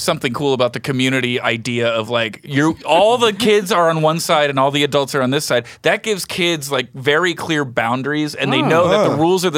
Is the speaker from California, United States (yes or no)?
no; Jersey Shore, New Jersey, United States; I'm from the Jersey Shore